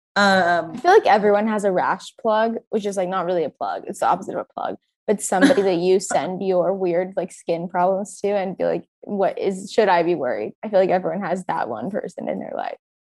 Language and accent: English; Orange County, California, United States; I grew up in Orange County